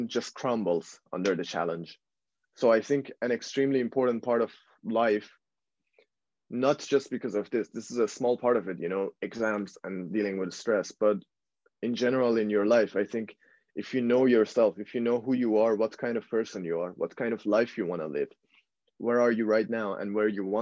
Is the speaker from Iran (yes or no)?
yes; Iran; now in Netherlands; I was born and raised in Iran